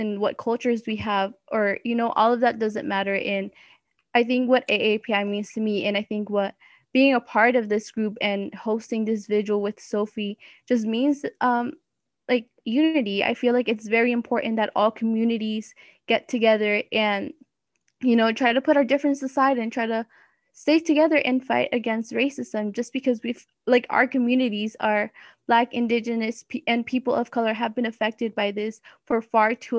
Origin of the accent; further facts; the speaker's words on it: Mexico; moved away; I am born and raised in Mexico